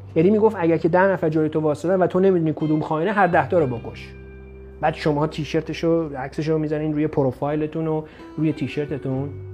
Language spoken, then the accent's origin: Persian; Iran; moved away